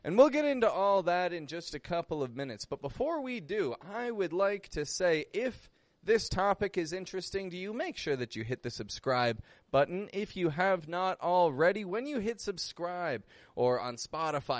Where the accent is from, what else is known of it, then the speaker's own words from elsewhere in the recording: Toronto, Ontario, Canada; moved away as an adult; now in Mexico; I'm from Toronto. I live in Mexico